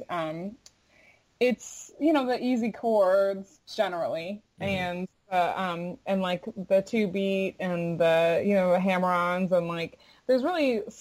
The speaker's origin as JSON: {"language": "English", "region": "Florida", "country": "United States", "said": "I'm from Florida, and my mother's Jamaican"}